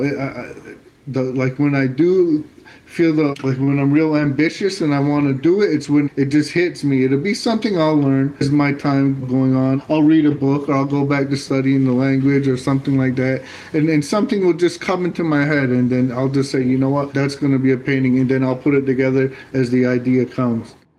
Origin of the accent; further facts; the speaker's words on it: Syracuse, New York, United States; growing up in Syracuse in the public school